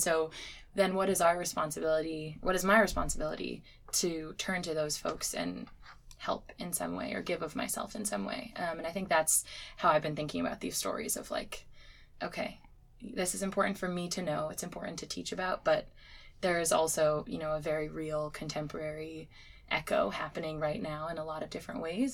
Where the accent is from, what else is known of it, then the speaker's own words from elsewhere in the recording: Connecticut, United States; I grew up in Connecticut